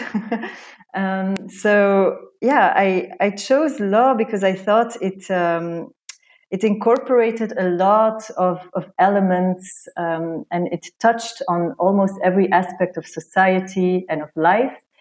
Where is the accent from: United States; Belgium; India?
Belgium; moved away as an adult; also born or lived in Romania / Hamburg, Germany; now in Madrid, Spain; I was born in Romania. Uh, I was raised in Belgium, uh, where I lived most of my life